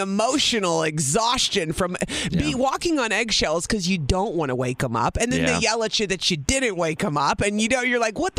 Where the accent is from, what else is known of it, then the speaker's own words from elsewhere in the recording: Illinois, United States; I grew up in Illinois.